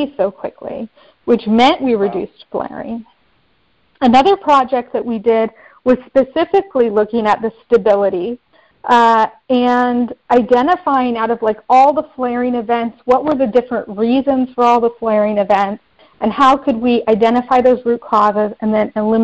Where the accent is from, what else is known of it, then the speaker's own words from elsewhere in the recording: Bakersfield, California, United States; moved away as an adult; also born or lived in Angola; where I grew up in Bakersfield, California